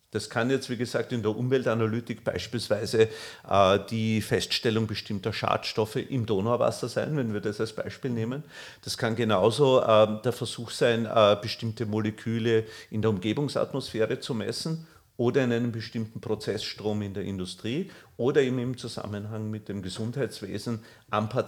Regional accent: Vienna, Austria; now in Ulm, Germany; Als gebürtiger Wiener habe ich an der Technischen Universität Wien studiert, und zwar technische Chemie.

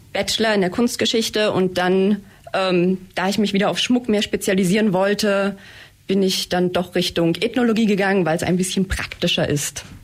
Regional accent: near Eisenach, Thuringia, Germany; moved away as an adult; now in Blaubeuren, Germany; ich komme aus der Nähe von Eisenach in Thüringen und ähm, ja, bin nach der Schule hierher gezogen

